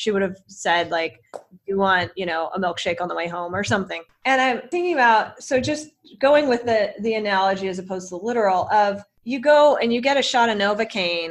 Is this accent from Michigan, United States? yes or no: no; Bay Area, California, United States; moved away as an adult; now in Chicago, United States; I'm from the Bay Area